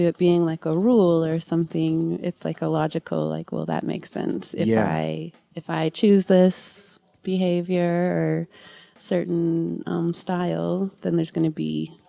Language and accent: English; Utah, United States; moved away as an adult; now in Austin, United States; No, I've been there 15 years. Mm-hmm. I'm from Utah originally.